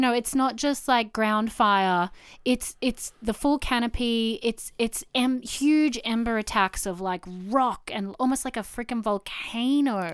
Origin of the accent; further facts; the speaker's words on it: Canberra, Australian Capital Territory, Australia; now in Wollongong, Australia; Growing up in Canberra